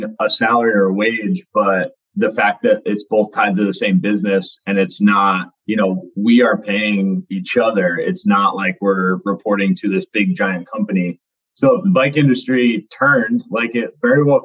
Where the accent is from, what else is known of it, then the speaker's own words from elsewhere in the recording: Ashaway, Rhode Island, United States; growing up in Ashaway